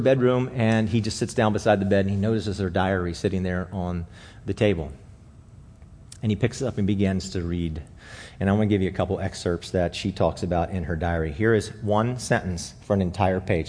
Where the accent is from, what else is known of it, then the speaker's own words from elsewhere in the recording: Alexandria, Virginia, United States; I was born in Alexandria